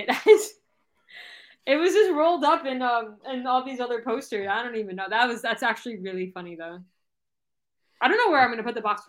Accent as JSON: {"language": "English", "area": "Broward County", "region": "Florida", "country": "United States", "tie": "born or raised there", "also_born_or_lived": "New Mexico / Texas", "lives_now": "Miami, United States", "said": "My mom lives in Broward, and I grew up in Broward. 954."}